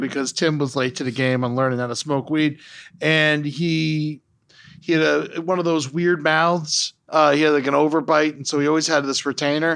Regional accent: Florida, United States; I grew up in Florida

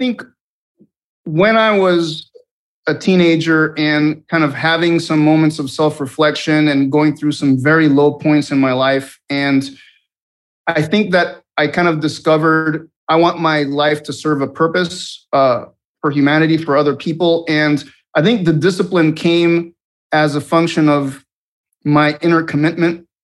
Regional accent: Venezuela; moved away; also born or lived in Montana; I grew up in Venezuela, and I went to a military school for high school

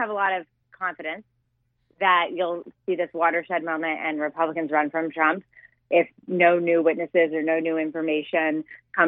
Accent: Colorado, United States; I'm from Colorado

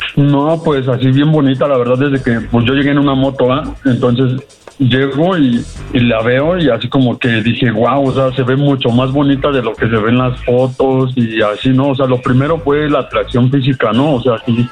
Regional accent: Mexico City, Mexico; yo soy de aquí de, de Aragón. Bueno, yo de Aragón soy

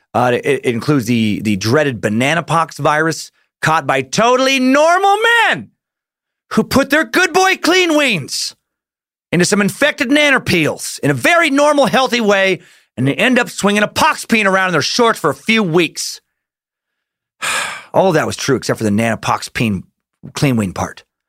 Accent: Idaho, United States; growing up in Idaho

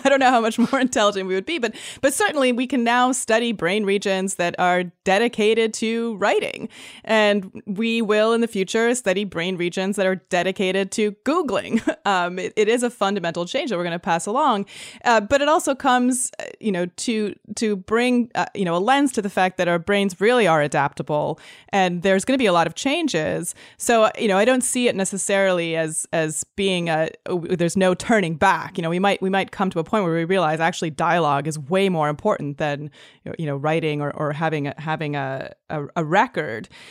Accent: Canada; also born or lived in Los Angeles / London; now in San Francisco, United States; I grew up in Canada

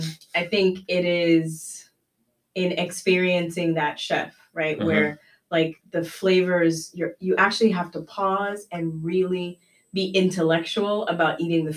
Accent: Belize; I do miss my grandmother used to do, you know, because we're from Belize, right?

